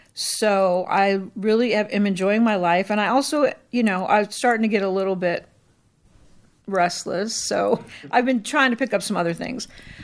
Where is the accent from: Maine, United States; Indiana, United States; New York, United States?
Indiana, United States; Gary; born there; also born or lived in Philippines; So I'm not from here originally. I was born in Gary, Indiana, and lived a lot of places. And then in high school, my parents were missionaries, so I moved to the Philippines for almost 5 years and then came back to Indiana.